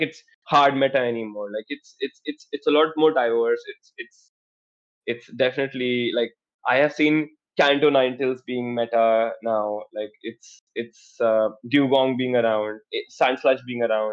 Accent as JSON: {"language": "English", "country": "India"}